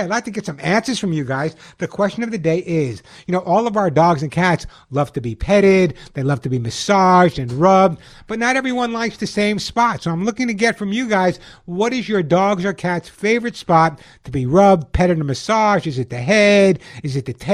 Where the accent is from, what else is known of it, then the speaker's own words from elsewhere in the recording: Los Angeles, California, United States; also born or lived in Sedona, Arizona; calling from my hometown, Los Angeles, California